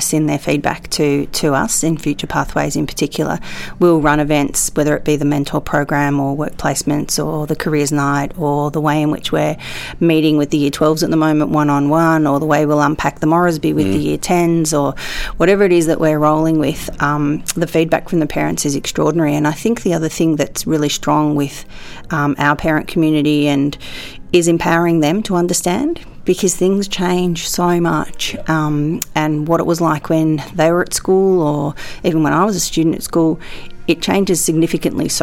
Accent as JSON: {"language": "English", "country": "Australia", "said": "As an Australian"}